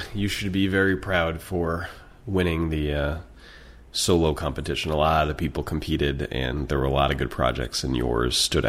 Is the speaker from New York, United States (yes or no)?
yes; upstate New York, United States; I grew up in New York State, but not New York City. So I grew up in what they call upstate, which is so the capital of New York, which is Albany. And I grew up in the middle of nowhere.